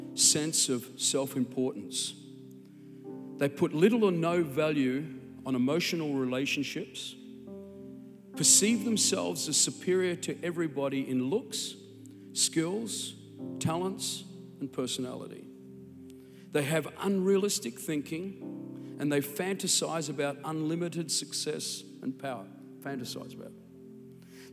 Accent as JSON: {"language": "English", "country": "Australia", "accent": "Australian", "said": "my Australian accent"}